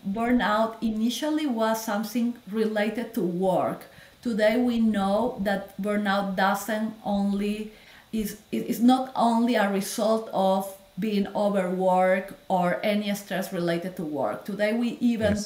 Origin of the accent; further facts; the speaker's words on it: Peru; moved away as an adult; also born or lived in Lima / Miami; now in United States; I am from Peru. I am a Latin girl. I grew oh. up there.